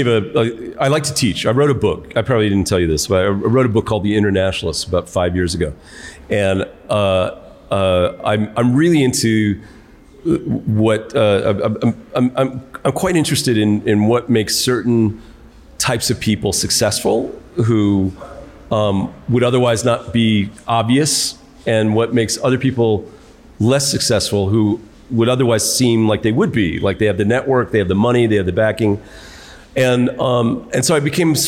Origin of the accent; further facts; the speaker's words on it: New York City, New York, United States; now in Zambia; I'm from New York City.